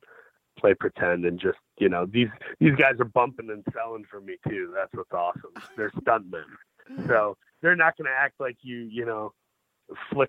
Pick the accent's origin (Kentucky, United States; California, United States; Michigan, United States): Michigan, United States; Saginaw; I grew up in Saginaw, Michigan